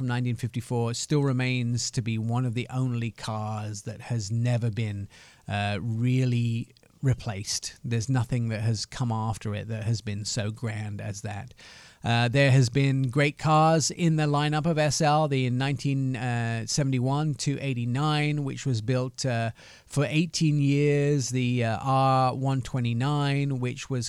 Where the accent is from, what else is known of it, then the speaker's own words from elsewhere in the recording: Affalterbach, Baden-Württemberg, Germany; English is a second language; And my German, although I speak it sometimes because I grew up in Germany, but I was fairly young, Alfeterbach.